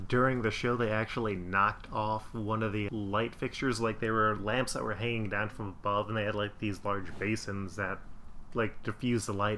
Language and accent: English; West Chester, Ohio, United States; also born or lived in Indianapolis, Indiana; I was born in Indianapolis, Indiana, but my parents moved out to Westchester, Ohio, which at the time was this like small suburb area